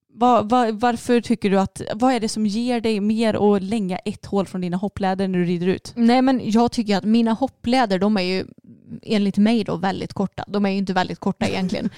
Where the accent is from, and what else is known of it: Småland, Sweden; accent: Småländska